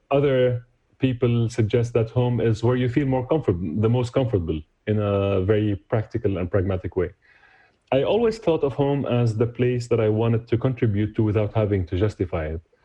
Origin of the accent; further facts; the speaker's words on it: Damascus, Damascus Governorate, Syria; moved away as an adult; now in New York, United States; I was born and raised in Damascus, moved to the US in 2001